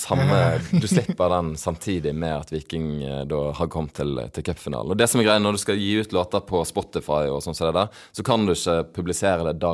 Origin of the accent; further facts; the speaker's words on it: Stavanger, Rogaland, Norway; accent: Bergen dialect; Jeg sier at jeg er fra Stavanger. Og som alle som spør hvor, eh, hvor du er fra når jeg sier Stavanger, er jo eh, OK, er du edru, eller hva? Du har jo bergensdialekt og hele denne greia.